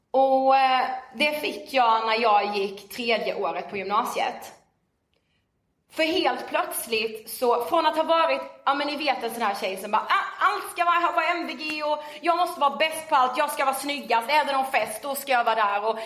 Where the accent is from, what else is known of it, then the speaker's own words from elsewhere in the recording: Karlshamn, Blekinge, Sweden; now in Stockholm, Sweden; eh, och är 23 eh, år och född och uppvuxen i Karlshamn i Blekinge.